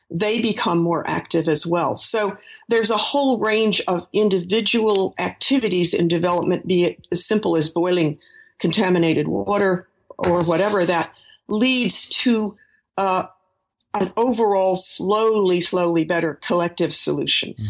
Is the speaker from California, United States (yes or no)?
yes; San Francisco, California, United States; born there; I was born in San Francisco, and when I was a very small child, I heard Spanish a lot because my grandparents had a, a maid who took care of me part time.